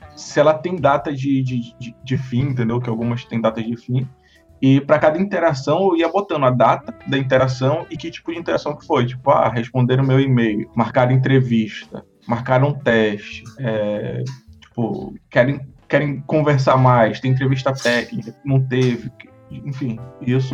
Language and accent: Portuguese; Manaus, Amazonas, Brazil; also born or lived in Minas Gerais; Eu, eu nasci em Minas e cresci em Manaus